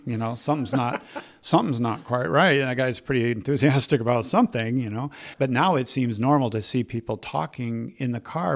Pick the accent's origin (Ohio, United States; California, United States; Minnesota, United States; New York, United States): Minnesota, United States; Minneapolis; I was raised in the Twin Cities, uh, Minneapolis, St. Paul